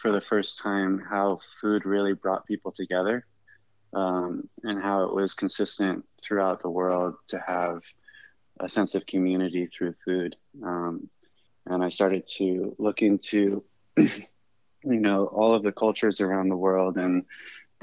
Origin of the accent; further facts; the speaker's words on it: Northern California, United States; now in Chicago, United States; I grew up in Northern California